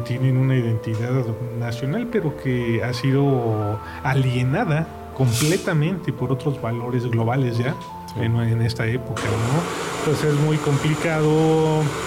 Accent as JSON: {"language": "Spanish", "country": "Mexico", "said": "como mexicano"}